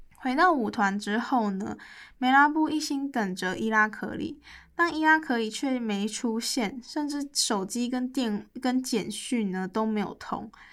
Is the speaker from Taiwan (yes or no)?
yes; Taiwan; 作为台湾人